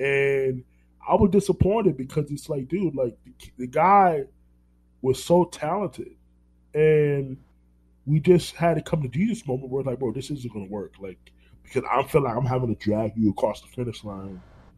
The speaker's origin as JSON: {"language": "English", "region": "New York", "country": "United States", "tie": "born there", "lives_now": "Orlando, United States", "said": "I live in Orlando. I'm not going to move to Miami. And then New York. I was born in New York. We left New York for a reason."}